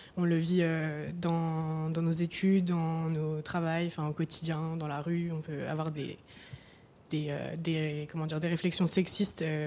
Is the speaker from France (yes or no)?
yes; Nancy, Grand Est, France; now in Paris, France; je viens de Nancy, enfin, c'est principalement là où j'ai passé le plus de temps dans ma vie